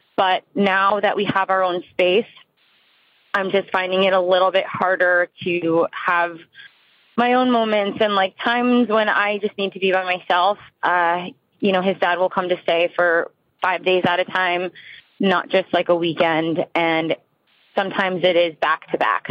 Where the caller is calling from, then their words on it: New Jersey, United States; I am calling from New Jersey.